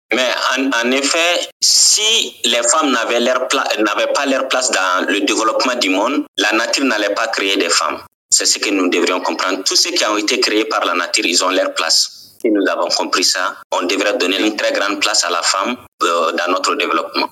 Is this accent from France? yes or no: no; Ségou Region, Mali; also born or lived in Kayes Region, Mali; je suis né au Mali et grandi au Mali. Je suis né dans la deuxième région du Mali et grandi dans la quatrième région du Mali